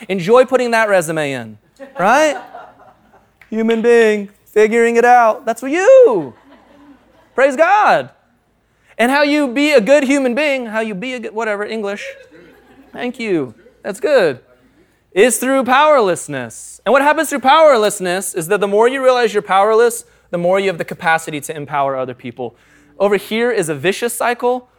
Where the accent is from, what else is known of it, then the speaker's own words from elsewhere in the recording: United States; I'm an American